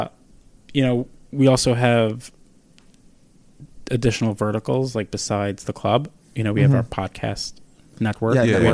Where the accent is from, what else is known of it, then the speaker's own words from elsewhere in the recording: New York City, New York, United States; I grew up right outside of the Village.